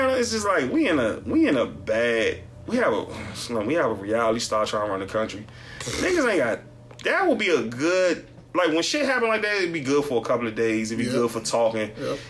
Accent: Washington, District of Columbia, United States; See, I'm not from New York and all. We're from D.C.

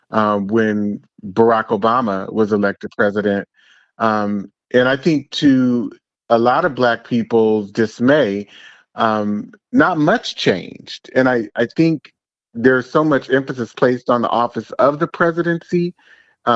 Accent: San Francisco Bay Area, California, United States; I am from the San Francisco, Oakland Bay area

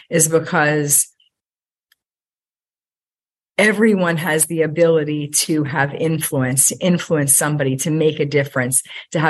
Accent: Allentown, Pennsylvania, United States; I grew up in Allentown, Pennsylvania, by a single mom

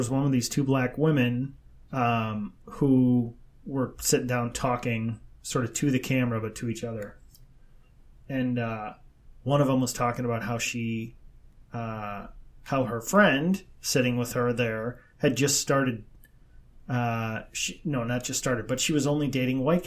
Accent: Midwest, United States; we're from the Midwest

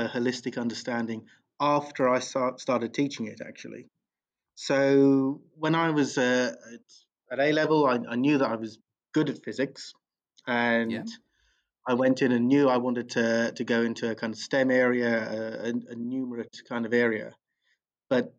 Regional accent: Bromley, London, United Kingdom; I grew up locally. I grew up in Bromley

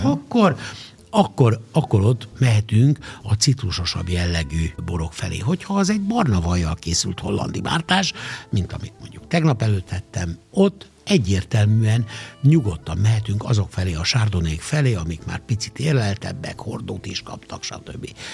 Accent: Szeged, Csongrád-Csanád, Hungary; én szegedi vagyok

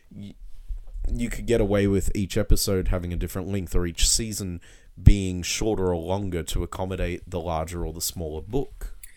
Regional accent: Blue Mountains, New South Wales, Australia; growing up in the Blue Mountains

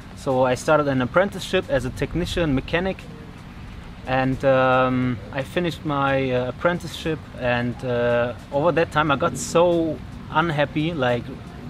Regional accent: Germany; English is a second language; I'm from Germany.

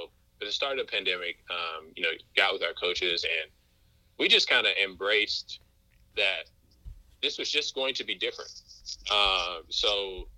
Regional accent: Moss Point, Mississippi, United States; moved away as an adult; also born or lived in Vermont; I grew up in Moss Point, Mississippi

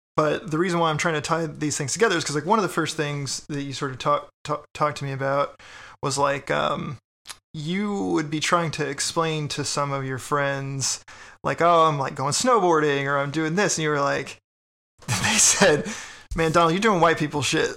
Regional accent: Texas, United States; now in Richmond, United States; I'm from Texas

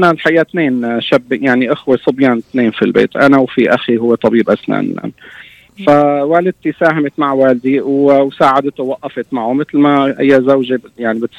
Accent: Homs Governorate, Syria; كنا بتذكر لما نطلع على القرية على قريتنا غرب حمص

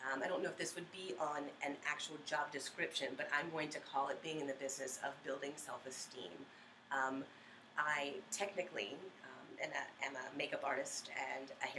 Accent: Virginia Beach, Virginia, United States; now in Norfolk, United States; I am a Virginia Beach native, grew up out near Pungo. So I grew up in Virginia Beach

